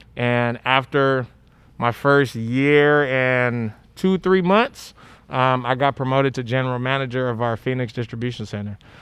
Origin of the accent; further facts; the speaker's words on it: Monrovia, Montserrado, Liberia; now in United States; I'm from Liberia, uh, Monrovia, Liberia